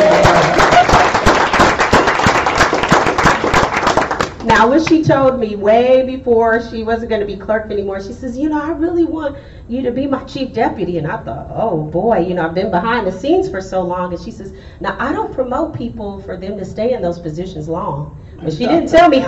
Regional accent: Austin, Texas, United States; moved away as an adult; now in Houston, United States; I'm an Austin native

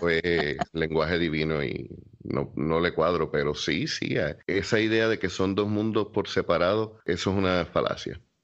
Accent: Puerto Rico; como puertorriqueño también conozco la cultura

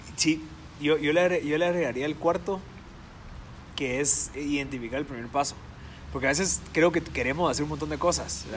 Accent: Guatemala

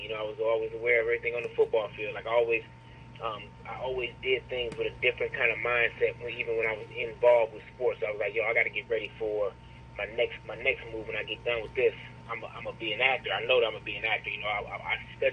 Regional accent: Detroit, Michigan, United States; growing up in Detroit, you know, early 80s

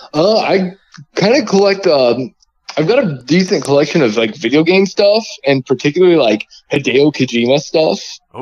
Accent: Indiana, United States; I'm from Indiana, so like I grew up like everybody like my uh, dad and stuff listened to like country western

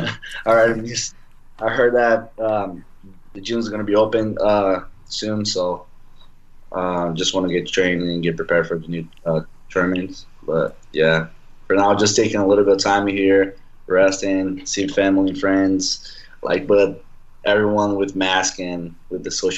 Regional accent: by the Amazon, northern Brazil, Brazil; English is a second language; moved away as an adult; also born or lived in Rio de Janeiro, Brazil; I was like, man, I'm just in by the Amazon. You know, it's northern Brazil.

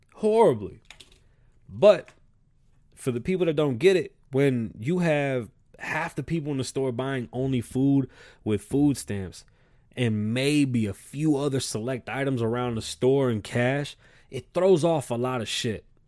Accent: New York City, New York, United States; also born or lived in South Carolina; I'm from the South Bronx, but shit, I got roots in South Carolina

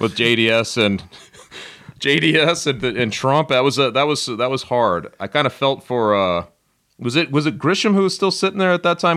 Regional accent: Denver, Colorado, United States; growing up in Denver, I was very young

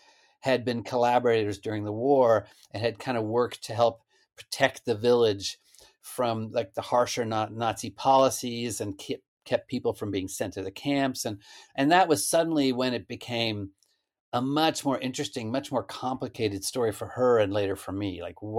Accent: Stillwater, Oklahoma, United States; Stillwater. It's where Oklahoma State is. Stillwater, Oklahoma.

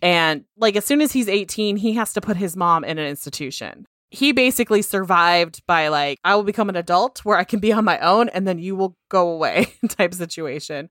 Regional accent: Pleasanton, California, United States; moved away; I'm from Pleasanton

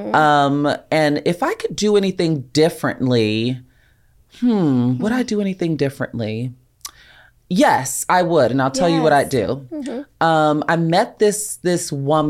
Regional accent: Chicagoland area, Illinois, United States; now in Los Angeles, United States; I'm from right outside of Chicago.

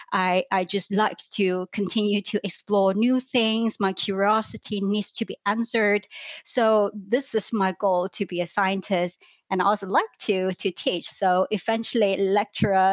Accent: Hong Kong; moved away as an adult; also born or lived in London, United Kingdom; I grew up in Hong Kong.

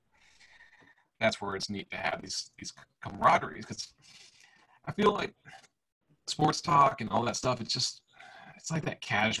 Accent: Illinois, United States; now in Tennessee, United States; I grew up in Illinois, and now I live in Tennessee

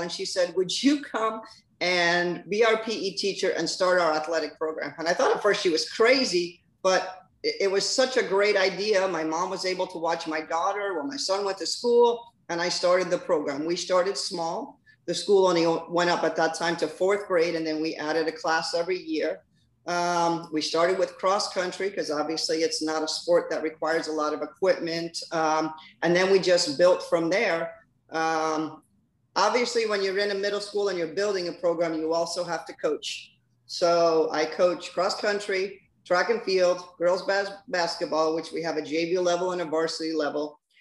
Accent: Weehawken, New Jersey, United States; moved away as an adult; also born or lived in Billings, Montana; now in Florida, United States; I'm originally from Weehawken, New Jersey. Uh, went to school there.

